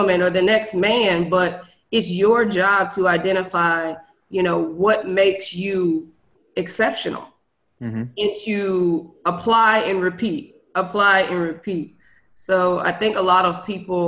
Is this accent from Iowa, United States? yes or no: yes; Des Moines, Iowa, United States; moved away as an adult; also born or lived in Virginia / Washington, D.C.; now in Houston, United States; I am originally from Des Moines, Iowa